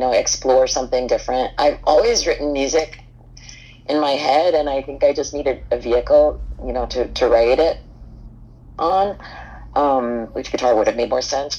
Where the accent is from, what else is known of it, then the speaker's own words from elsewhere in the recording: Hoboken, New Jersey, United States; I grew up in Hoboken in New Jersey